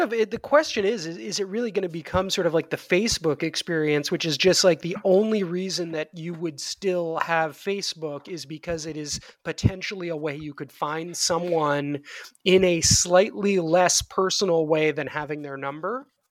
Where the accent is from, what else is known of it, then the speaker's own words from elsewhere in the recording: New York City, New York, United States; I grew up in New York City in, um, in the eighties and the nineties